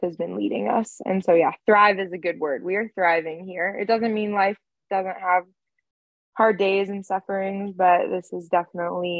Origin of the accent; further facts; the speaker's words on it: California, United States; moved away as an adult; also born or lived in Santa Barbara, California; now in Nashville, United States; I was born and raised in California